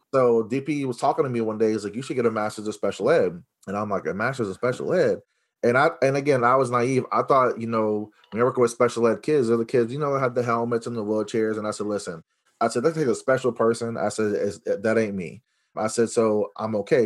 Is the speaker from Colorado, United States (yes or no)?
no; Los Angeles, California, United States; I was born in Los Angeles, California